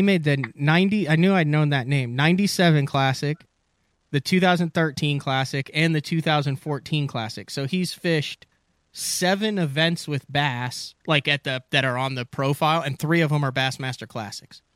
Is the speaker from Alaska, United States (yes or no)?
no; Central Illinois, United States; I'm from Illinois, grew up in in Central Illinois, got family in Ohio